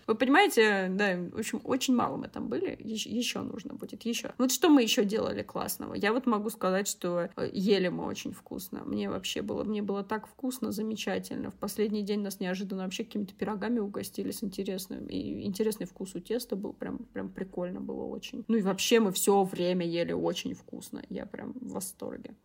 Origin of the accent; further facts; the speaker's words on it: Siberia, Russia; now in Moscow, Russia; я выросла в Сибири